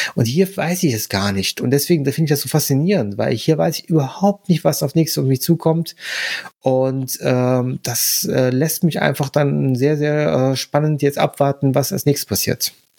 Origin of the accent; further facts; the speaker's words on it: Germany; für uns jetzt als Deutsche